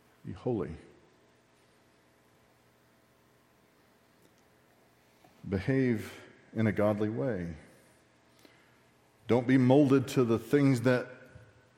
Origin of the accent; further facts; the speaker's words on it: Texas, United States; accent: Texan; I'm too Texan